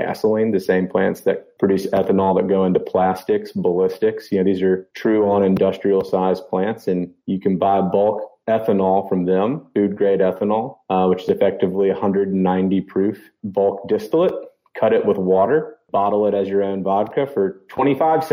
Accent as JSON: {"language": "English", "town": "Memphis", "region": "Tennessee", "country": "United States", "tie": "born or raised there", "also_born_or_lived": "Virginia / Mississippi", "said": "born and raised in Memphis"}